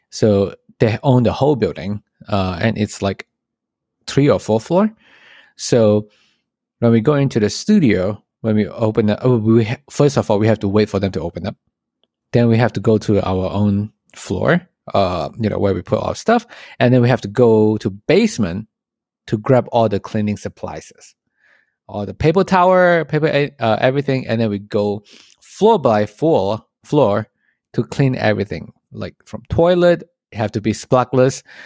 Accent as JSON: {"language": "English", "country": "Malaysia", "moved": "as an adult", "lives_now": "United States", "said": "I'm from Malaysia, and then I came to the States"}